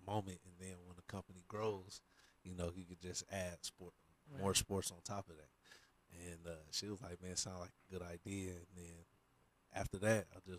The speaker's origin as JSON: {"language": "English", "town": "Portland", "region": "Oregon", "country": "United States", "said": "me coming from a smaller town. You know, I'm from Portland"}